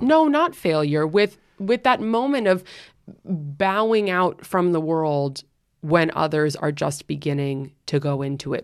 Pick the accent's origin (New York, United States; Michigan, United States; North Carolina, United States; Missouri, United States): New York, United States; New York City; also born or lived in London; I'm spoken like a true New Yorker